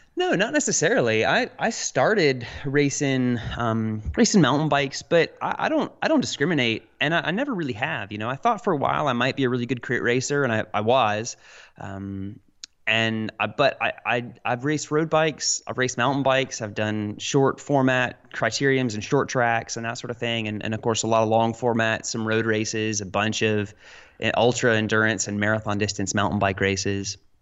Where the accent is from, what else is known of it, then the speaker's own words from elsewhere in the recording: Roanoke, Virginia, United States; I'm from Roanoke, Virginia, little, little southwestern Virginia mountain town